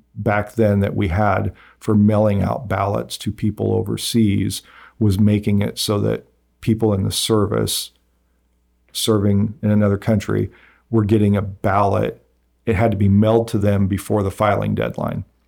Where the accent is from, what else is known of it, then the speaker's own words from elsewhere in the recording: Nickerson, Kansas, United States; growing up in Nickerson